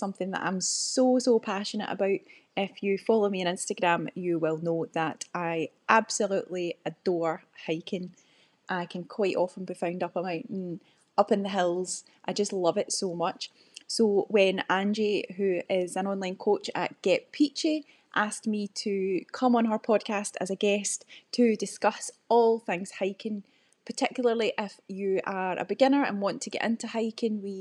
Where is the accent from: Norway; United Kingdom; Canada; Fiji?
United Kingdom; Loch Lomond, Scotland; moved away as an adult; now in Bavaria, Germany; a wee town right beside Loch Lomond. That's where I'm originally from. So that's the West Coast.